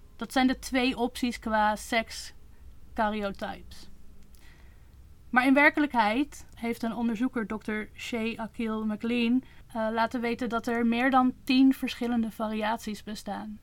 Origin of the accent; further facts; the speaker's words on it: Netherlands; ik ben opgegroeid in Nederland